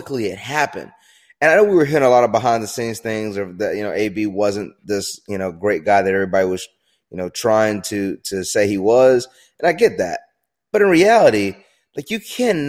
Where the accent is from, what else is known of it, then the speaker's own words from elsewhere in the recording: outside of Charlotte, North Carolina, United States; growing up outside of Charlotte at that time